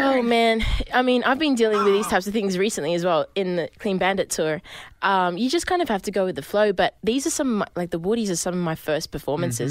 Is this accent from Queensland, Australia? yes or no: no; Sydney, New South Wales, Australia; I'm from Sydney, from the city